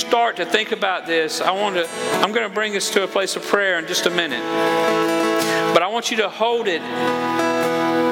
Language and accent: English; Georgia, United States; moved away; I'm from Georgia